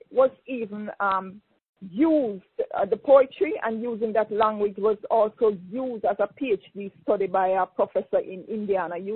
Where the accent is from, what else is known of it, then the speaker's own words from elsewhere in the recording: Jamaica; also born or lived in Kingston, Jamaica / Westmoreland, Jamaica; I was born in Jamaica, in Kingston, mother and father Kingstonian, and I grew up partially in the country, went to school in the country, and went to school in Kingston